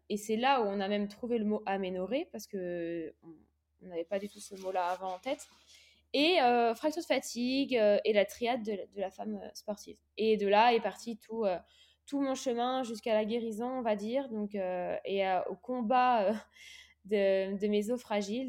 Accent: Réunion; moved away as an adult; also born or lived in Aix-en-Provence; je suis partie de l'île de la Réunion, là où, j'ai grandi

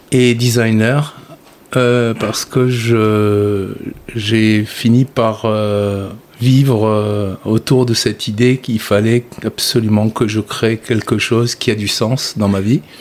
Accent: Carthage, Tunis Governorate, Tunisia; moi, je suis né en 1957 d'un père sicilien et d'une mère auvergnate en Tunisie, à Tunis, et j'ai grandi à Carthage, près de Salambo.

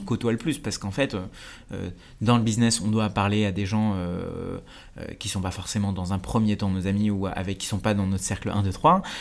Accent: France; also born or lived in India; j'ai grandi en Inde, puis après, je suis, je arrivé en France, j'ai grandi en banlieue

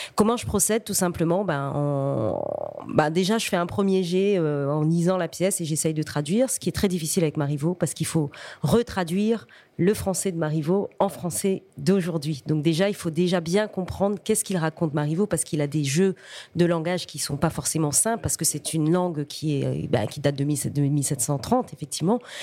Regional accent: Réunion; first language Réunion Creole; French is a second language

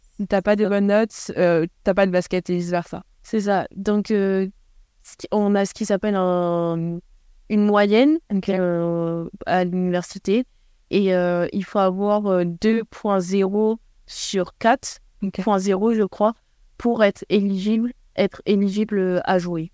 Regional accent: Paris, Île-de-France, France; moved away as an adult; now in Rhode Island, United States; je suis parisienne, donc je je m'éloignais pas trop de chez moi

